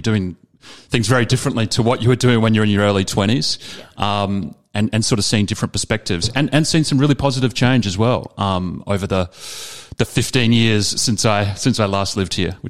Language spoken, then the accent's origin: English; Adelaide, South Australia, Australia; moved away as an adult; I've always said I'm from Adelaide, but I'm living in wherever I'm living.